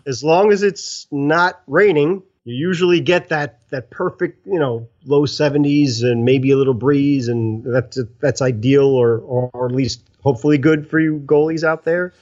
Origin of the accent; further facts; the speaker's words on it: New York City, New York, United States; I'm an Italian from Brooklyn